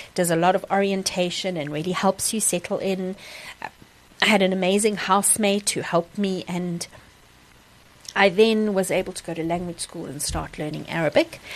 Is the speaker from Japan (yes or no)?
no; Kimberley, Northern Cape, South Africa; also born or lived in Secunda / Kriel; spent most of my growing up years in Kimberley um, as my home base